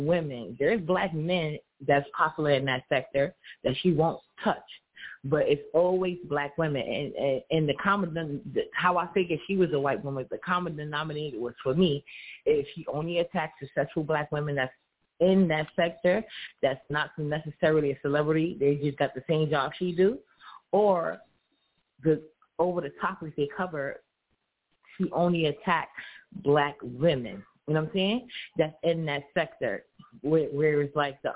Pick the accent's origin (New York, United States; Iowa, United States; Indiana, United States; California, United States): New York, United States; New York City; I'm from New York City.